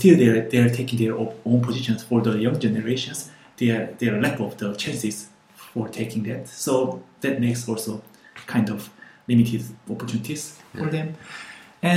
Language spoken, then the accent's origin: English; Busan, South Korea; also born or lived in Seoul; I'm from Korea. I was living in Seoul, but my hometown is Busan.